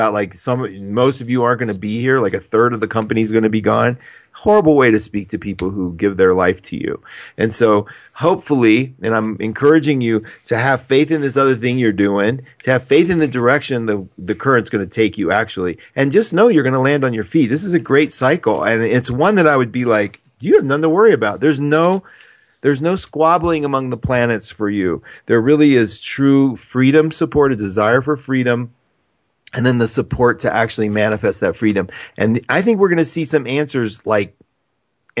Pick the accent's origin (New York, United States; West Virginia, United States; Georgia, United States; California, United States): West Virginia, United States; Charleston; I'm from Charleston